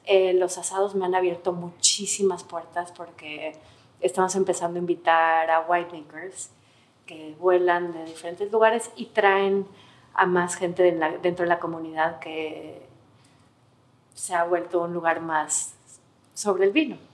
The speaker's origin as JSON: {"language": "Spanish", "country": "Mexico", "tie": "born or raised there", "moved": "as an adult", "lives_now": "New York, United States", "said": "ahí nací, ahí crecí"}